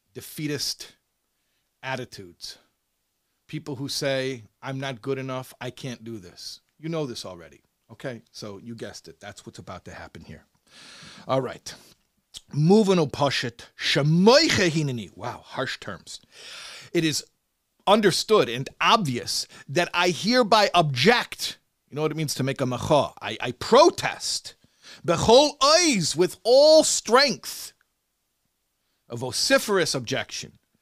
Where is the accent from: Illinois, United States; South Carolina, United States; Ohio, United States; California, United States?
Illinois, United States; Chicago; I'm from Chicago